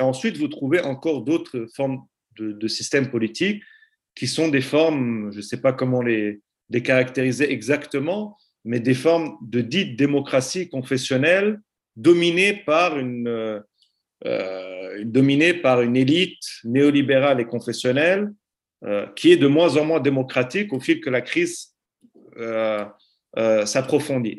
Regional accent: Aleppo, Aleppo Governorate, Syria; now in Lausanne, Switzerland; La ville d'où je suis originaire, Alep

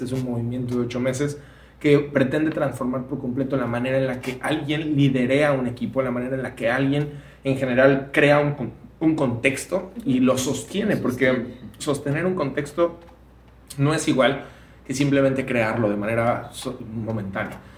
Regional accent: Mexico

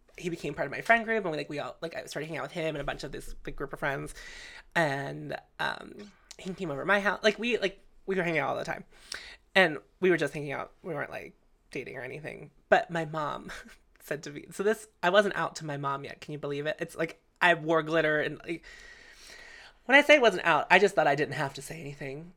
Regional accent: Canonsburg, Pennsylvania, United States; I grew up in Cannonsburg

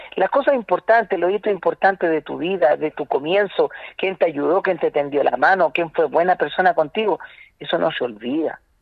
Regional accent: Santiago, Santiago Metropolitan Region, Chile; soy de La Pintana

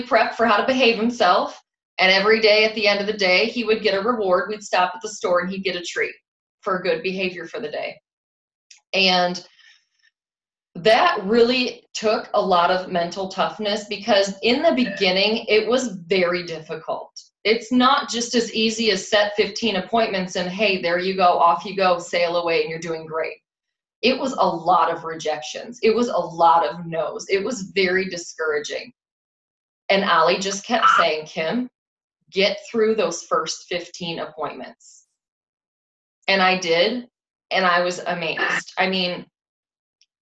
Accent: Rockford, Illinois, United States; moved away; I'm from the Rockford, Illinois area originally when I started

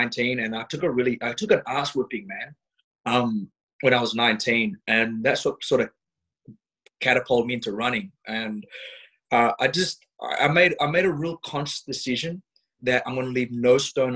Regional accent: Australia

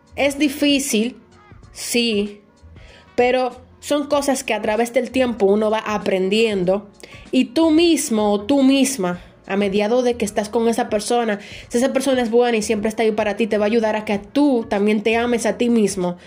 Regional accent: Dominican Republic; aquí en mi país, República Dominicana

